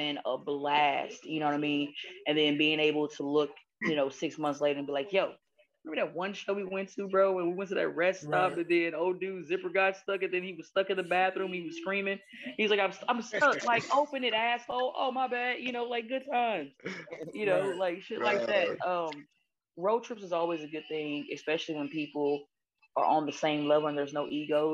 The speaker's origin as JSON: {"language": "English", "region": "Texas", "country": "United States", "also_born_or_lived": "New York", "said": "I'm from Texas"}